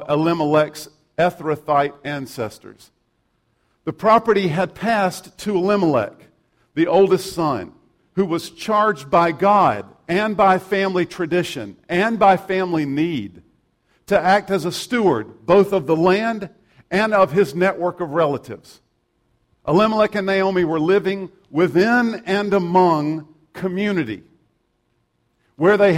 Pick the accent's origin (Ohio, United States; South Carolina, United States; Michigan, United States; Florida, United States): South Carolina, United States; I'm from South Carolina